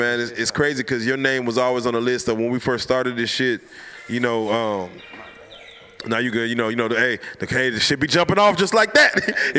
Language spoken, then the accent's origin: English; Little Rock, Arkansas, United States; now in Dallas, United States; Yeah, I'm from Little Rock. My family's from Little Rock. They came to Dallas to find a better life for themselves.